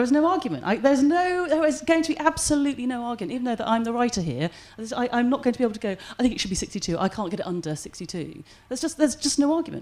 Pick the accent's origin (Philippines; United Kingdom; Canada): United Kingdom; England; moved away as an adult; now in Wales; obviously I was born and brought up in England, but, you know, two Welsh parents moved back here